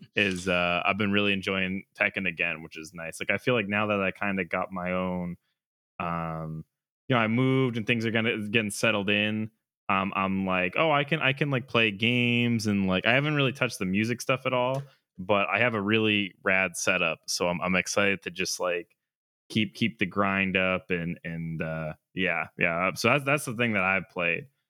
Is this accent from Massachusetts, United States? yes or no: yes; central Massachusetts, United States; there's a new place out in um central mass i can get into a little more like you know so don't dox us but um it was cool to like have a a thing back out in in you know my hometown